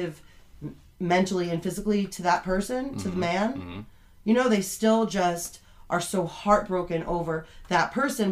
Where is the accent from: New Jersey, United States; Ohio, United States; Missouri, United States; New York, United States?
New Jersey, United States; Fair Lawn; also born or lived in Arizona; I grew up in Fairlawn